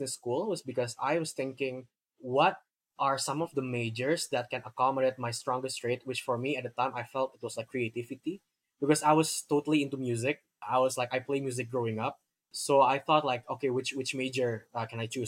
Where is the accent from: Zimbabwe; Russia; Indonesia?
Indonesia; Jakarta; So I grew up in Jakarta, been here my whole life